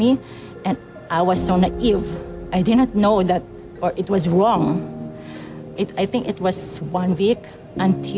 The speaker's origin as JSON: {"language": "English", "country": "Philippines", "tie": "born or raised there", "moved": "yes", "said": "I grew up in Philippines"}